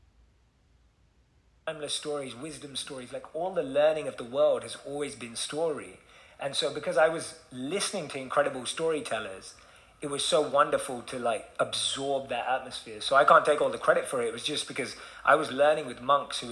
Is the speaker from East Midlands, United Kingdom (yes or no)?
no; London, United Kingdom; moved away; Being born and raised in London, I was just like, how does this connect to that 18-year-old kid in London that I used to be?